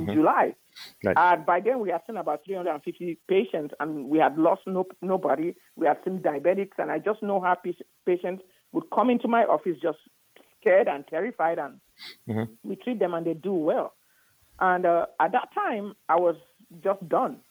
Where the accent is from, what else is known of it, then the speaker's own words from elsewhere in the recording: Cameroon; also born or lived in Nigeria / Houston, Texas; now in United States; I'm from Cameroon originally, but I went to medical school in Nigeria